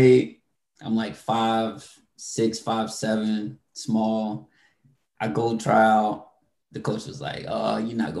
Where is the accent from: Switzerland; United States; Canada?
United States; Royston, Georgia; Born and raised in Georgia